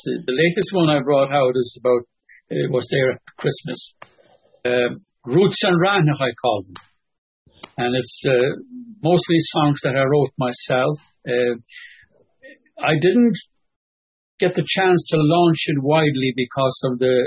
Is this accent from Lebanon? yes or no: no; Connemara, Connacht, Ireland; accent: Connemara; moved away as an adult; also born or lived in London, United Kingdom; my Connemara accent and Connemara Gaeilge